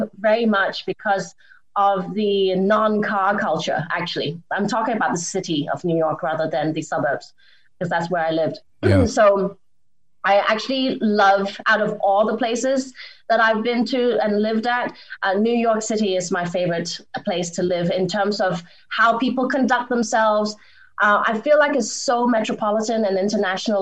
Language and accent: English; England, United Kingdom; moved away as an adult; also born or lived in Hong Kong / Boston, United States; now in Los Angeles, United States; I grew up in Hong Kong and in England.